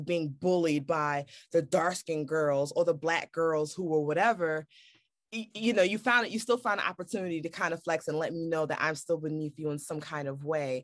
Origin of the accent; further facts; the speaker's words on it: New York City, New York, United States; growing up in Brooklyn